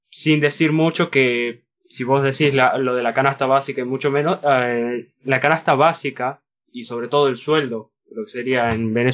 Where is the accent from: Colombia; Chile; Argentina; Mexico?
Argentina; vivir acá en Argentina